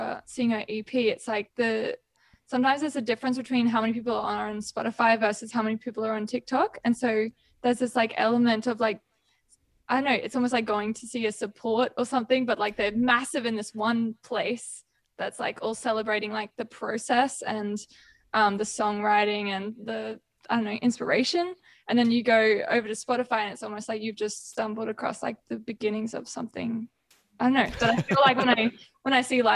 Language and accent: English; Queensland, Australia; I'm a Queenslander too.